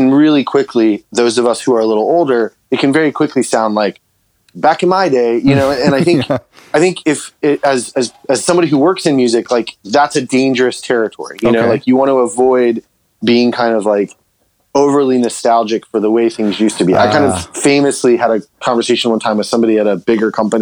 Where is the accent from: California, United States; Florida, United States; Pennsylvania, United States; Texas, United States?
Florida, United States; I grew up in Florida